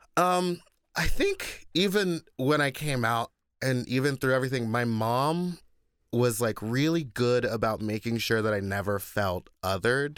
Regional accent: Texas, United States; moved away; I grew up in Texas with an all-white family

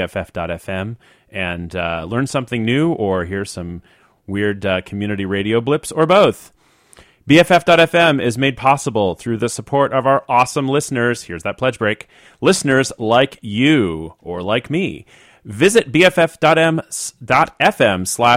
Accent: Washington, District of Columbia, United States; now in San Francisco, United States; I grew up in the Washington, D.C. area

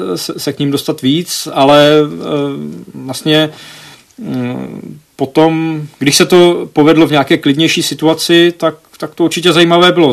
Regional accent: Czechia; moved away as an adult; also born or lived in United States; že jsem jako z Česka

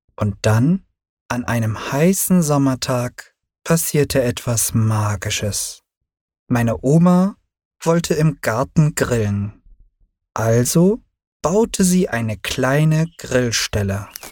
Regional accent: Berlin, Germany; also born or lived in Turkey; meine Mutter und ich zogen auch nach Berlin

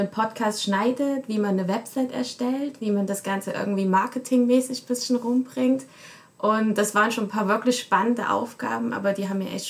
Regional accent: Germany; Also ich komme aus Deutschland und bin seit einem Jahr jetzt am WIG

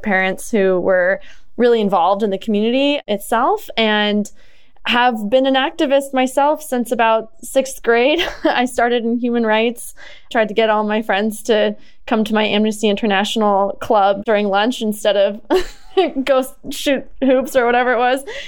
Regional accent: Southern Oregon, United States; I'm originally from Southern Oregon. My mom is a organic cut flower farmer. So I grew up down there on the farm

